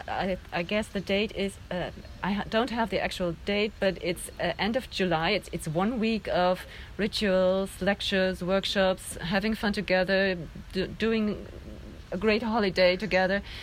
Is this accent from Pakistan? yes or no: no; Germany; I'm from Germany